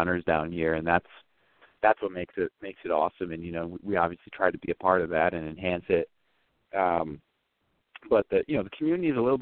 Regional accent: Binghamton, New York, United States; moved away as an adult; also born or lived in Syracuse, New York; now in Central Pennsylvania, United States; growing up in Binghamton, we came down to Pennsylvania for races fairly frequently

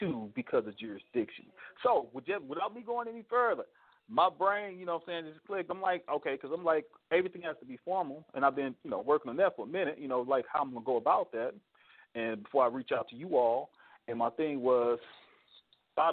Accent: Missouri, United States; I'm a Missourian

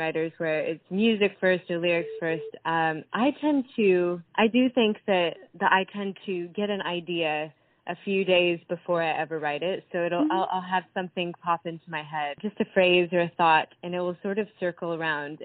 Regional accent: Iowa, United States; moved away as an adult; now in Nashville, United States; I grew up in the Midwest. So I'm originally from Iowa, but I moved to Nashville when I really knew I was about 16 years old

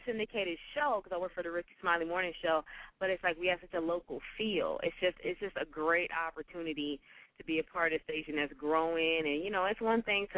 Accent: Orlando, Florida, United States; also born or lived in Tallahassee; I was born and raised in Orlando.

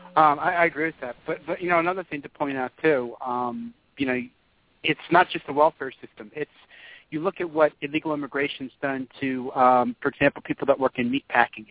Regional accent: Philadelphia suburbs, Pennsylvania, United States; in high school 20 years ago, I'm from the Philadelphia suburbs

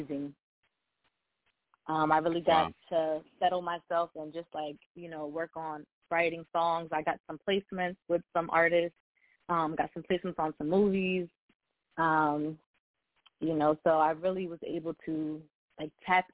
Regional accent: New Jersey, United States; also born or lived in West Virginia; I'm from New Jersey. I was actually born in West Virginia, but I was raised in Jersey

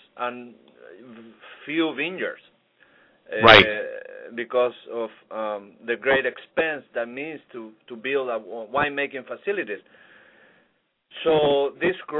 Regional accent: Viña del Mar, Valparaíso, Chile; now in Key Biscayne, United States; Viña del Mar, where I grew up

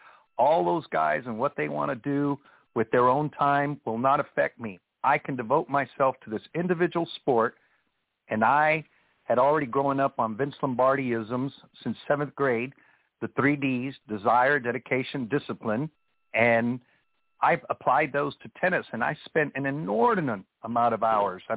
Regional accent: Laredo, Texas, United States; growing up in Laredo

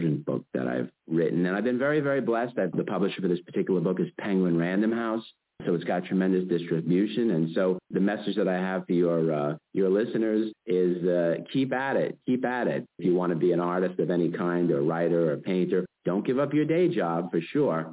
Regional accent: New York City, New York, United States; I come from Brooklyn, New York

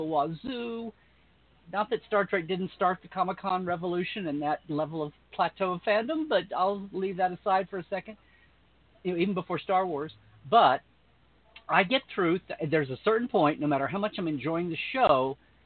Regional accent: United States; I grew up in America, so I know Superman and know Batman

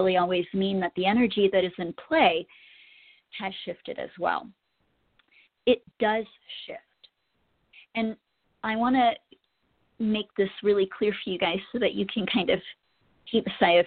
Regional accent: Colorado, United States; my home state

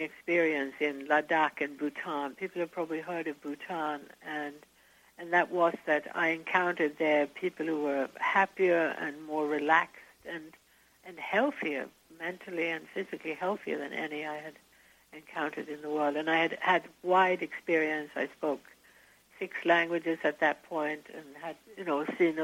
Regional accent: Sweden; moved away; Now, I'm from Sweden and grew up in Sweden

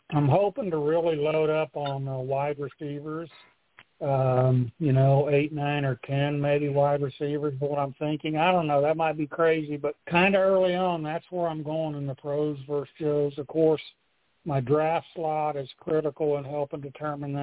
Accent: Oklahoma City, Oklahoma, United States; moved away as an adult; also born or lived in Plattsburgh, New York / Arizona; now in Portland, United States; I grew up in Oklahoma City. So I was born in Plattsburgh, New York. My parents were both Air Force, but Oklahoma was home.

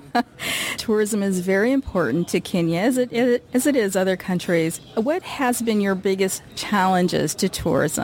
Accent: Midwest, United States; as a Midwesterner

